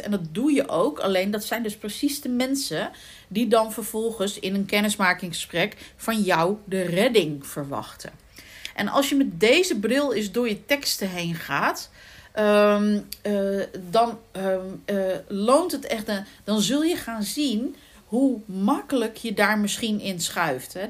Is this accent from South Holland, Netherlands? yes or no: yes; The Hague, South Holland, Netherlands; accent: Haags; ik ben van geboorte, ben ik Hagenezen